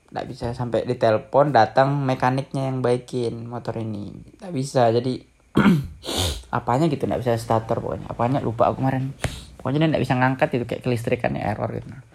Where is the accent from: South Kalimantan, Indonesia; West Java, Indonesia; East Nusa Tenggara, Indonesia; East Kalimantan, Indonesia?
East Kalimantan, Indonesia; Balikpapan; now in Yogyakarta, Indonesia; mau pulang ke rumah Balikpapan